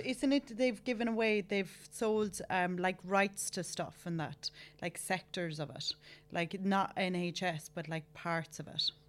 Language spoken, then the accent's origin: English; Ireland; I'm Irish.